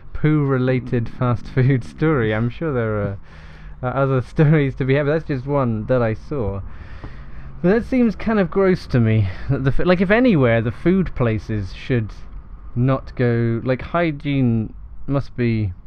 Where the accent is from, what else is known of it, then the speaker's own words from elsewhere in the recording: Shrewsbury, West Midlands, United Kingdom; like growing up in Shrewsbury, I was like, oh yeah, that's just the McDonald's.